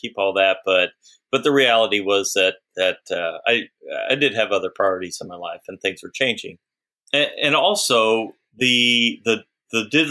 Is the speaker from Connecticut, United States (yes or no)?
no; Austin, Texas, United States; I grew up in Austin, and in Austin, there's lots of lakes